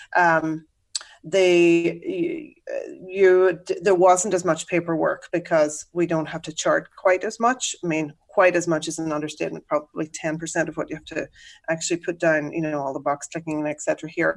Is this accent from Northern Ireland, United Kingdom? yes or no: yes; Northern Ireland, United Kingdom; accent: Irish brogue; moved away as an adult; also born or lived in Dublin, Ireland; now in Chicago, United States; I grew up in Northern Ireland, which is technically ah, part ah, of the okay. UK